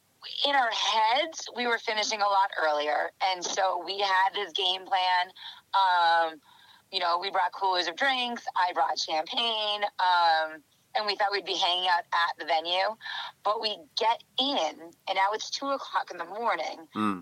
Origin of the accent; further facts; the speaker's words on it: New England, United States; and I don't like the cold, and I am from New England and I hate the cold.